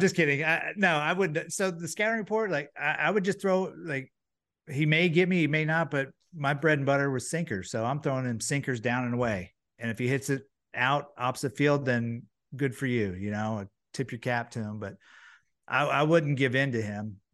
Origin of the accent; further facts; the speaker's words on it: Florida, United States; being in Florida, growing up in Florida is nice